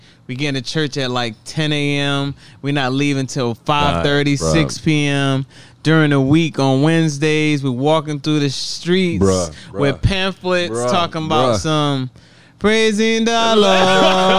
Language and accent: English; Atlanta, Georgia, United States; also born or lived in Nigeria; I was born in Atlanta, but we moved to Nigeria